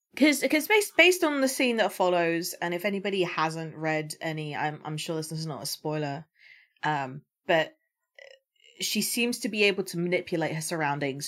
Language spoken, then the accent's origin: English; United Kingdom; as a Brit